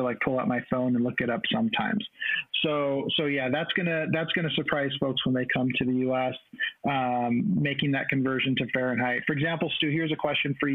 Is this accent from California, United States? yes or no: no; Texas, United States; moved away as an adult; my home state of Texas